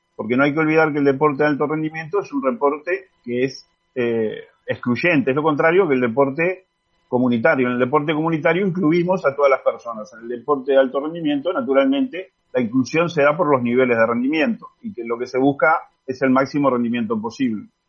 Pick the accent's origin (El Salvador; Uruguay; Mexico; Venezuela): Uruguay; todos los que somos uruguayos